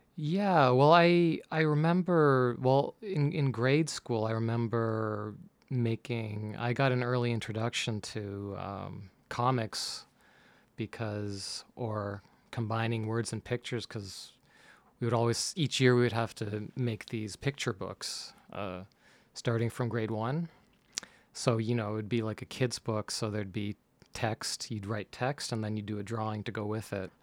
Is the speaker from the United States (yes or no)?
no; Mississauga, Ontario, Canada; now in Toronto, Canada; I grew up in Mississauga, so just a little west from here